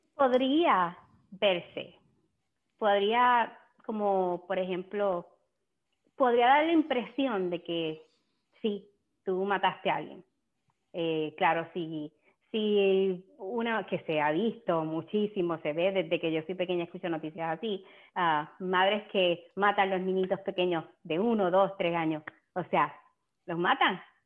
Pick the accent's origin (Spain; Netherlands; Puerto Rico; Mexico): Puerto Rico; nosotros como puertorriqueños comemos un montón de lechón